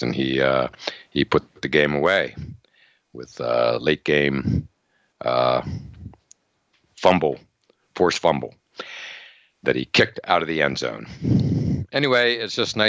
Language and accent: English; Altoona, Pennsylvania, United States; growing up in Altoona, Pennsylvania